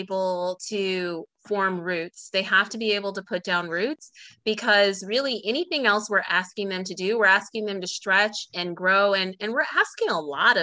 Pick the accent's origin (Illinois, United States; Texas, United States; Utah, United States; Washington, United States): Illinois, United States; now in Georgia, United States; I'm from Illinois, the Midwest. I live in Georgia outside of Atlanta